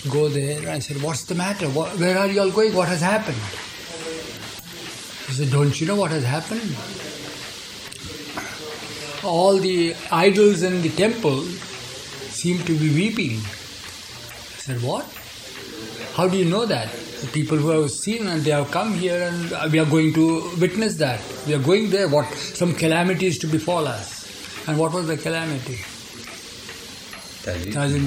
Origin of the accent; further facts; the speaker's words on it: Nagpur, Maharashtra, India; moved away; we are from Nagpur